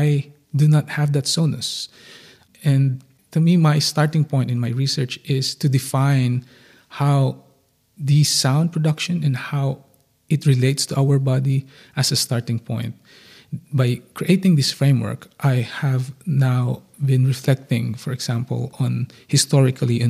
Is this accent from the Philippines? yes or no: yes; Philippines; moved away; growing up in the Philippines